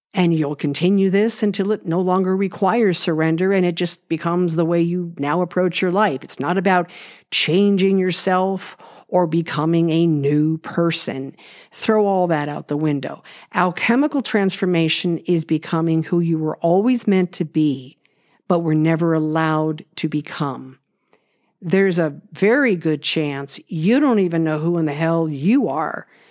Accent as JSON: {"language": "English", "town": "Los Angeles", "region": "California", "country": "United States", "tie": "born or raised there", "said": "I was born in Los Angeles and grew up in an unconventional family"}